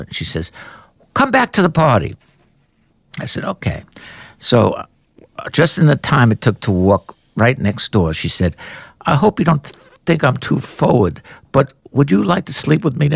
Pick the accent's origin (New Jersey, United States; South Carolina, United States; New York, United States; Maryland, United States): New York, United States; New York City; growing up in Queens